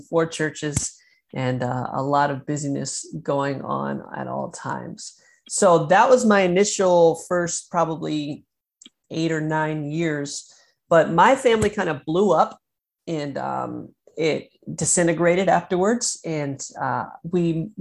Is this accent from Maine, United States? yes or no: yes; Maine, United States; also born or lived in Chattanooga, Tennessee / Florida; now in Michigan, United States; I was born and raised in Maine, in the middle of nowhere in Maine, then eventually moved to Chattanooga, Tennessee